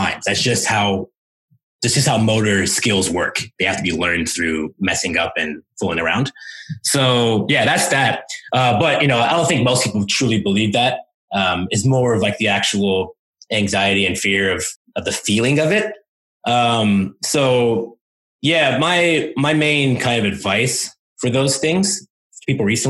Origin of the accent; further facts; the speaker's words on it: United States; first language English; I'm American